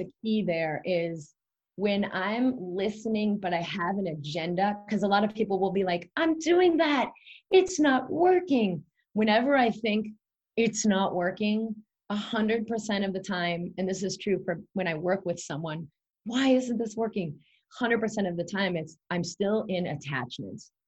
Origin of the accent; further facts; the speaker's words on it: Boston, Massachusetts, United States; I grew up in Boston